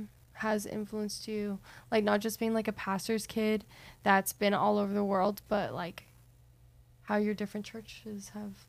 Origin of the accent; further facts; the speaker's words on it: Oklahoma City, Oklahoma, United States; now in Shawnee, United States; So I'm from Oklahoma City, Oklahoma, so, like, maybe an hour away from here. And here is Shawnee. But, yeah, grown up in the same state